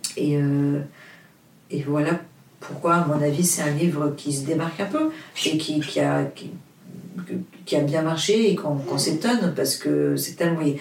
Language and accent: French; Portugal; French is a second language; moved away; also born or lived in Luxembourg / Paris; le français, c'est pas ma langue maternelle. Euh, je suis portugaise, j'habite au Luxembourg, ça fait 12 euh, ans que j'habite à Paris.